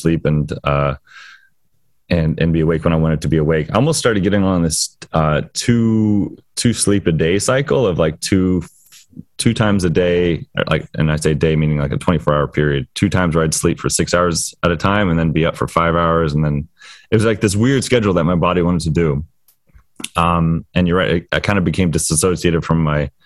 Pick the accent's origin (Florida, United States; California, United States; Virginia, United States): Florida, United States; moved away; being from Florida